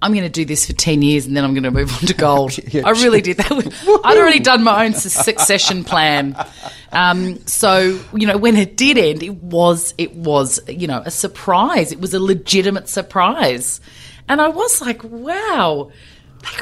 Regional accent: Melbourne, Victoria, Australia; I am a female, but I'm from Melbourne.

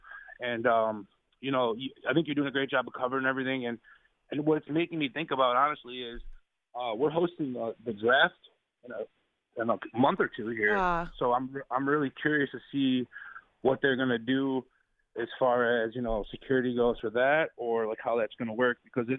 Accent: Detroit, Michigan, United States; I am from Detroit

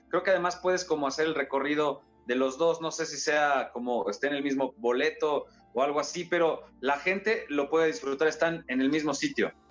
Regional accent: Mexico; somos muchos los mexicanos

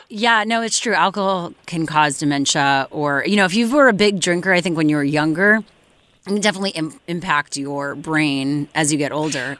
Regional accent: Montreal, Quebec, Canada; my hometown of Montreal

